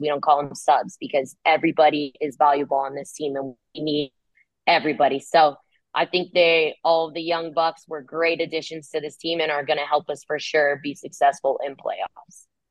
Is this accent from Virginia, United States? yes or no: no; California, United States; moved away as an adult; now in Kansas City, United States; I'm from California. So, you know, I'm a beach girl